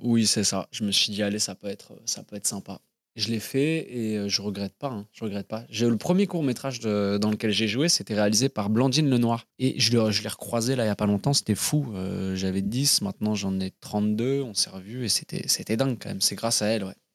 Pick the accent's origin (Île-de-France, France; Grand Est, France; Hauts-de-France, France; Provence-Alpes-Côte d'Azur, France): Île-de-France, France; Paris; moved away as an adult; also born or lived in Bristol / London; Je suis né à Paris, à l'hôpital Robert Debré